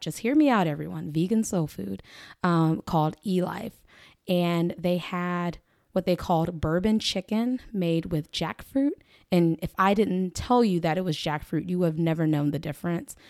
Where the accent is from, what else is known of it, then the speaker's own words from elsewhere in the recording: Lawton, Oklahoma, United States; also born or lived in Washington, D.C.; I am born and raised Oklahoman. I'm from Lawton, proud Lawtonian